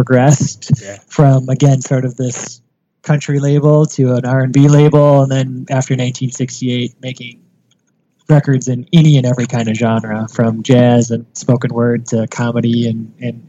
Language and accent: English; Wisconsin, United States; now in Memphis, United States; I'm from Wisconsin